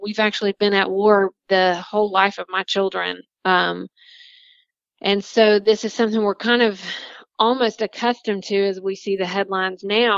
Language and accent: English; North Carolina, United States; Concord, North Carolina. So in my home state